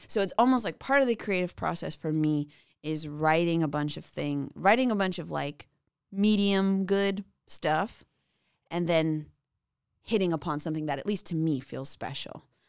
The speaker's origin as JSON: {"language": "English", "area": "outside of Chicago", "region": "Illinois", "country": "United States", "tie": "born or raised there", "said": "I grew up outside of Chicago"}